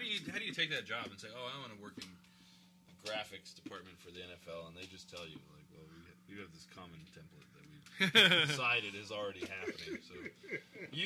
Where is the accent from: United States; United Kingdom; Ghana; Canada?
Ghana; moved away; My native Ghana